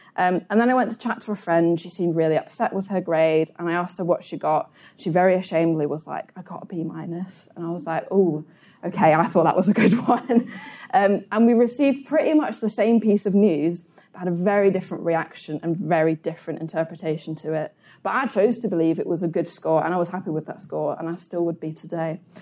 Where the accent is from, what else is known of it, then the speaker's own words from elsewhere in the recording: United Kingdom; as British people